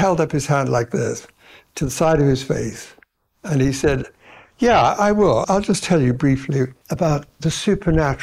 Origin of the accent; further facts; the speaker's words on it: South Africa; moved away as an adult; also born or lived in Cambridge, United Kingdom; I was born in South Africa